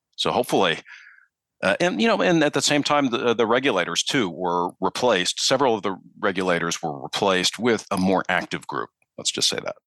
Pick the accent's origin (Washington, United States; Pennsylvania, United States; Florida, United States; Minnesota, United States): Minnesota, United States; Minneapolis; also born or lived in Chicago, Illinois; now in Charleston, United States; I'm actually from Minneapolis originally